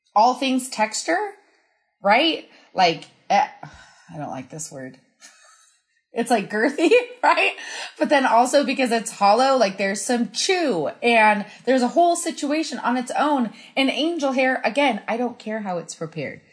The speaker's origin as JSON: {"language": "English", "region": "Colorado", "country": "United States", "said": "I'm from Colorado"}